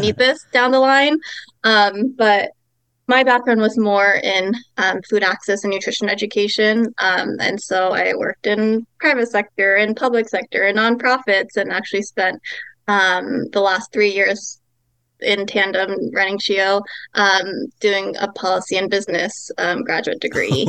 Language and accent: English; Los Angeles, California, United States; so I'm Taiwanese American. Um, grew up in LA.